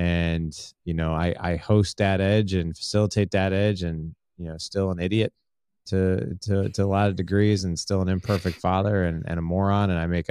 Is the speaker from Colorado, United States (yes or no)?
no; St. Louis, Missouri, United States; But, I'm from St. Louis, Missouri.